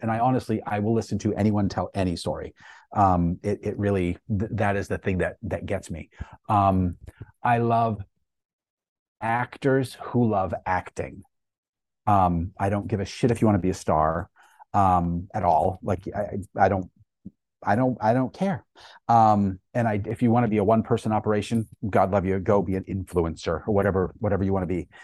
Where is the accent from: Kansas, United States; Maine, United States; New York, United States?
Maine, United States; I grew up up in Maine